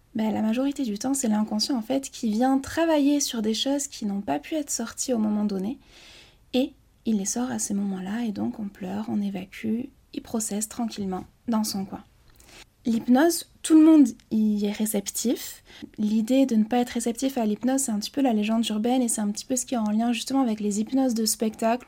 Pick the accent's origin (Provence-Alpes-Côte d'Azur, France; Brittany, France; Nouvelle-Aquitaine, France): Nouvelle-Aquitaine, France; Basque Country; je suis originaire du Pays Basque